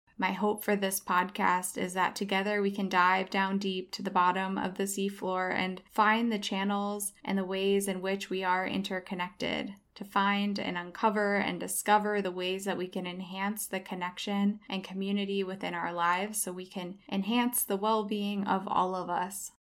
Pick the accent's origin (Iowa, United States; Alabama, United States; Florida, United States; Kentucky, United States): Iowa, United States; moved away as an adult; also born or lived in southern Spain / Chicago; now in Los Angeles, United States; I have moved from my home state of Iowa to southern Spain for a brief stint, then to Chicago, and finally Los Angeles, where I currently live today.